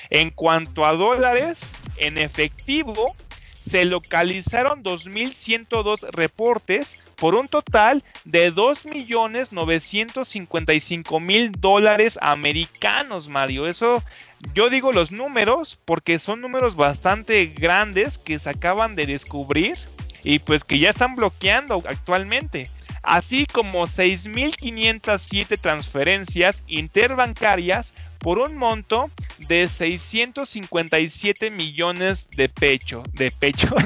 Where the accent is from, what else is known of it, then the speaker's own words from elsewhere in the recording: Mexico; Nosotros como mexicanos